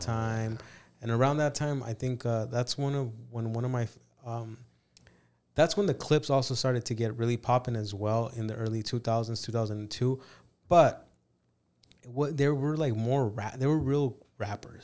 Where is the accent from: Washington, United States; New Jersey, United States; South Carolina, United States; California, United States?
California, United States; also born or lived in Mexico; I grew up in California